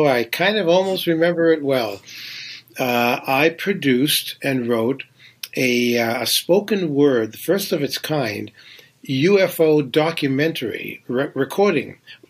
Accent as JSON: {"language": "English", "region": "New Hampshire", "country": "United States", "moved": "as an adult", "lives_now": "New York City, United States", "said": "I came to New York from New Hampshire in 1970 with a suitcase and guitar. I was a folk singer, and I was trying to make it."}